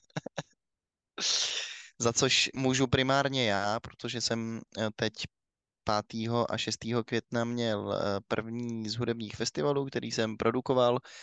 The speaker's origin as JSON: {"language": "Czech", "country": "Czechia", "said": "my, my jako Češi máme samozřejmě to trochu posunutý, protože my jsme extrémně ateistický národ"}